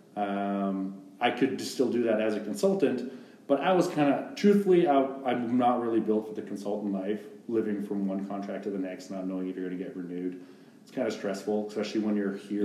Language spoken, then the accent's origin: English; Canada; moved away as an adult; now in Texas, United States; being a Canadian living in the states lawfully